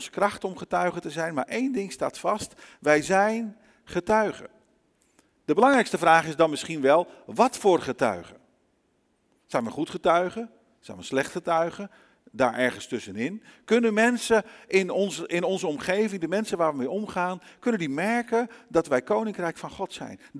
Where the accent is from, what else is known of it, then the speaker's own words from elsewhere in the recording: Brazil; moved away as an adult; also born or lived in Netherlands; Ik ben zelf wel in Nederland geboren. Ik ben opgegroeid in Brazilië. Daar heb ik 27 jaar van mijn leven gewoond. En ik moet je eerlijk zeggen, ondanks dat je het niet zou zeggen als je me ziet en me zo hoort. In mijn hart en in alles wat ik ben, ben ik Braziliaan.